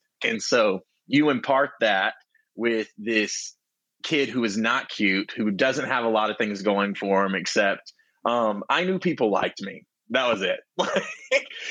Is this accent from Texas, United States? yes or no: yes; Texas, United States; now in Los Angeles, United States; I'm from Texas, born and bred